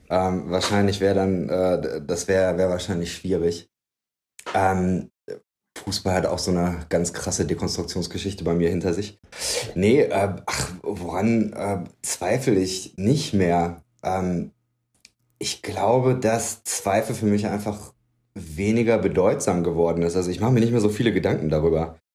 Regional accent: North Rhine-Westphalia, Germany; born there; also born or lived in Gevelsberg / Berlin; Ich bin gebürtig aus dem Bergischen. Das ist ähm, in Nordrhein-Westfalen. Ähm, bin dann aber recht häufig umgezogen.

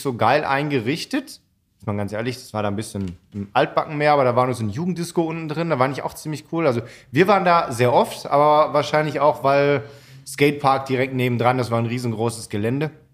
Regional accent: Allgäu, Germany; aus dem Allgäu

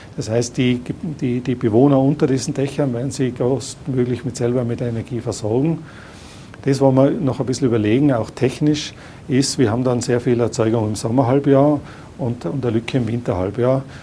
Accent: Tyrol, Austria; als Tiroler

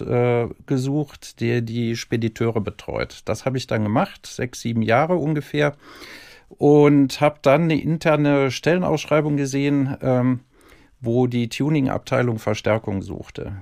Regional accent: Cologne, North Rhine-Westphalia, Germany; accent: Rhinelander; geboren in Köln und ich hoffe, da bleibe ich auch

